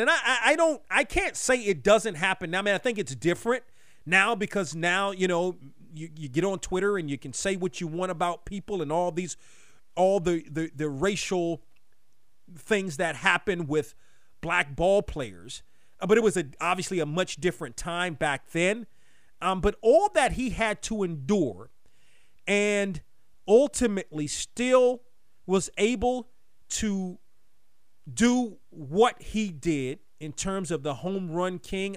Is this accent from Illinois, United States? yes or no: no; Baltimore, Maryland, United States; growing up in Baltimore